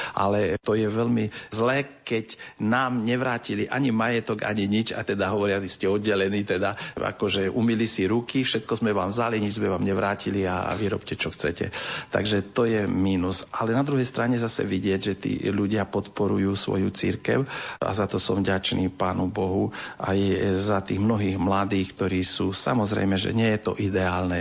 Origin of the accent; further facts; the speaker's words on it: Transcarpathia, Zakarpattia Oblast, Ukraine; U nás na našom území, my sme jediné územie z Ukrajiny